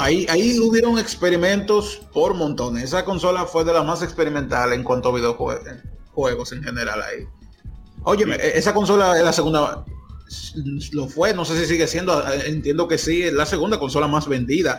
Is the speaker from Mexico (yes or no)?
no; Dominican Republic; yo soy de Dominicana